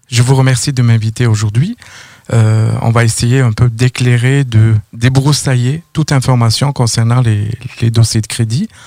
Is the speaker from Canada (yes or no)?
no; France; moved away as an adult; oui, je viens de la France, donc je suis ici depuis à peu près 2009